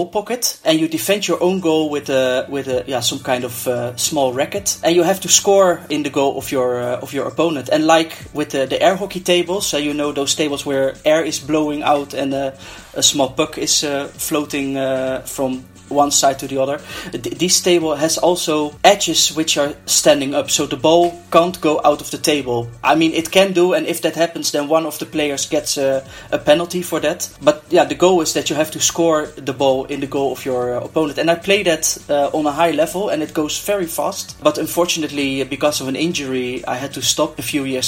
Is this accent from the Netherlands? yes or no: yes; Netherlands; I'm from the Netherlands.